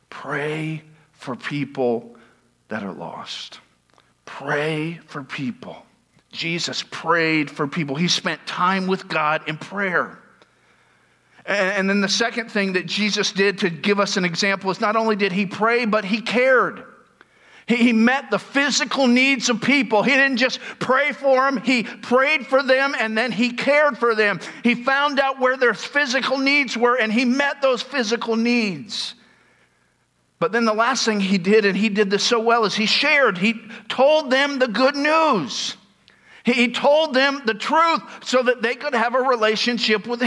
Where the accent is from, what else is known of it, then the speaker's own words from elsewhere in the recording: Tampa, Florida, United States; I'm from Tampa